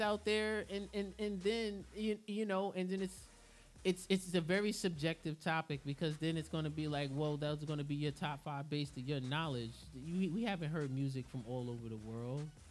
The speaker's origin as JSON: {"language": "English", "town": "New York City", "region": "New York", "country": "United States", "said": "I'm from Queens."}